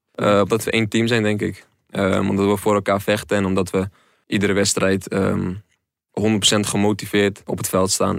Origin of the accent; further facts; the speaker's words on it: Netherlands; moved away; also born or lived in North Brabant / Rotterdam; kom uit Dolen en dat ligt ook net tegen de rand van Zeeland aan. Dus je bent ook heel snel weer in Brabant. Scholen heb ik in Brabant gehad en in Rotterdam.